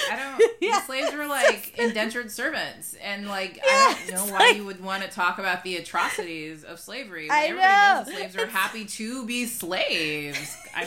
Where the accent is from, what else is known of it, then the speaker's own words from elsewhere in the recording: United States; I'm American